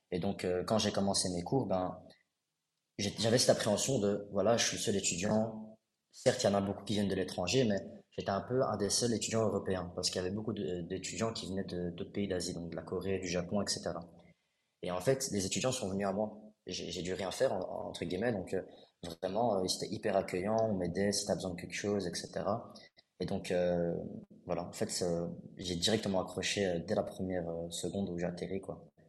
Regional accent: Brussels, Brussels-Capital Region, Belgium; also born or lived in Kuala Lumpur; je viens de Bruxelles

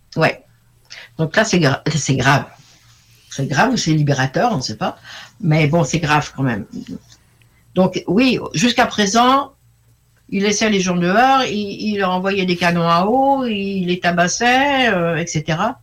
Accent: France; je suis française moyenne

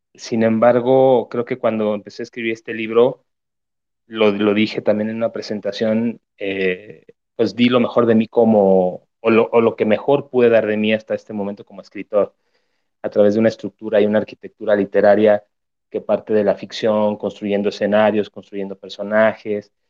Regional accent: Zamora, Michoacán, Mexico; moved away as an adult; now in Mexico City, Mexico; allá en Zamora, Michoacán, de donde soy.

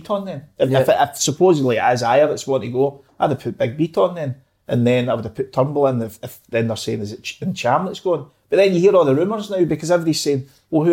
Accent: Wishaw, Scotland, United Kingdom; When I was growing up in Wisher, I lived in a street called Waverley Drive

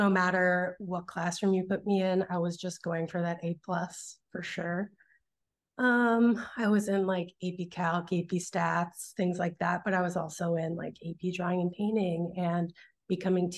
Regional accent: St. Louis Park, Minnesota, United States; moved away as an adult; also born or lived in San Francisco, United States / New York, United States; now in Los Angeles, United States; I grew up in Minneapolis, Minnesota, or right outside of it in St. Louis Park

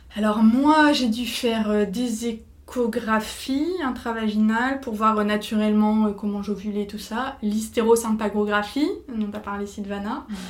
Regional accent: Nord, Hauts-de-France, France; Je suis originaire du Nord

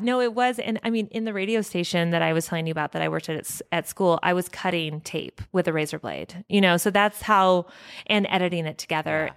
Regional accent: Evergreen, Colorado, United States; I grew up only, like, two hou-, um, No, more like an hour from here in Evergreen

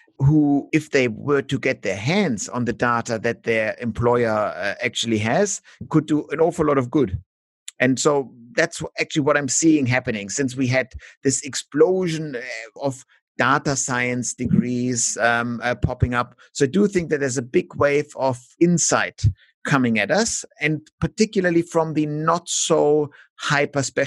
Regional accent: Germany; now in Melbourne, Australia; in Germany, for example, where we have, due to our ugly German history

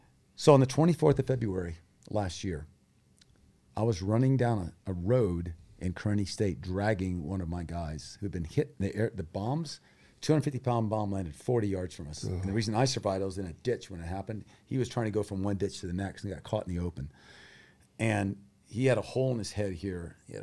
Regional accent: Thailand; I grew up in Thailand as a missionary kid. My parents are still missionaries.

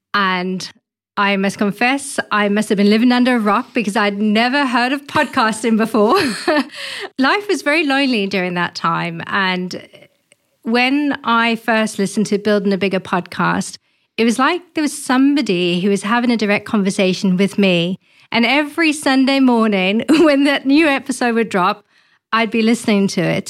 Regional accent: South Africa; moved away; I'm originally from South Africa.

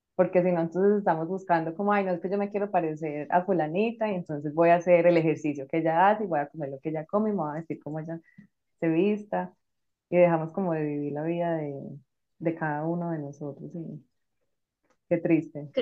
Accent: Colombia; now in Madrid, Spain

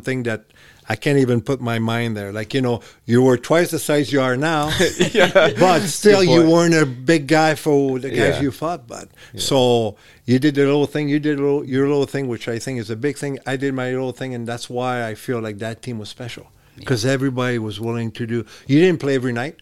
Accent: Montreal, Quebec, Canada; English is a second language; moved away as an adult; I was a little guy growing up in Montreal

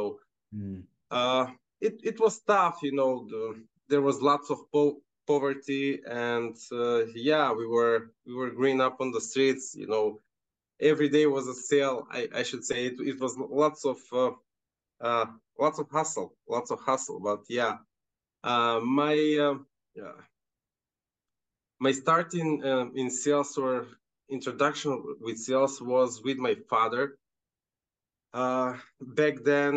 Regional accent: North Macedonia; moved away as an adult; also born or lived in Canada; Right now, I'm back home. I'm in Macedonia.

